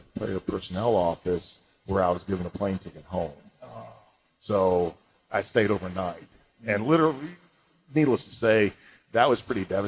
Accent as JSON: {"language": "English", "town": "St. Louis", "region": "Missouri", "country": "United States", "tie": "born or raised there", "also_born_or_lived": "Madrid, Spain", "said": "I grew up in St. Louis, outside St. Louis"}